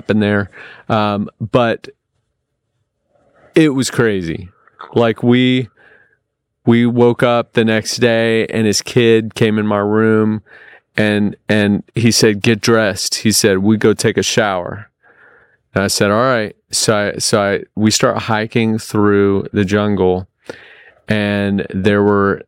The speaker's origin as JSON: {"language": "English", "country": "United States", "said": "I'm from America"}